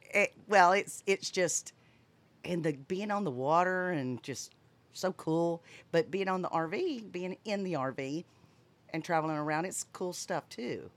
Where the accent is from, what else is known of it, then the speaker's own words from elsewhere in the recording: Fort Walton Beach, Florida, United States; moved away; also born or lived in Montgomery, Alabama / Texas; I was raised in Fort Walton Beach